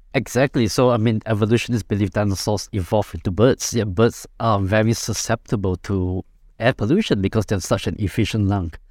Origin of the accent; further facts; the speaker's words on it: Singapore; I'm from Singapore